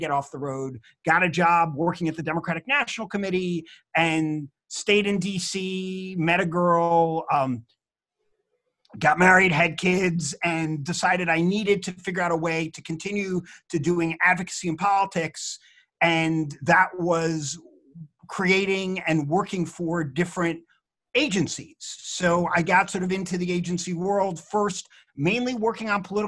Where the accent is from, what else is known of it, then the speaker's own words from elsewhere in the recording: Rockland County, New York, United States; moved away as an adult; I grew up in Rockland County, New York, in a crazy Jewish family